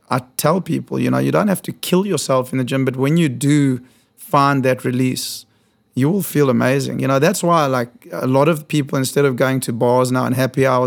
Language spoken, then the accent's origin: English; South Africa; moved away as an adult; now in New York, United States; so I was born in South Africa.